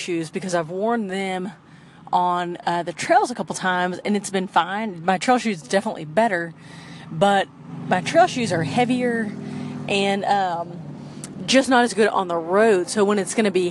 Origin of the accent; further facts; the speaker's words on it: Clear Lake, Texas, United States; La Porte, Texas, which is pretty close to where I grew up in Clear Lake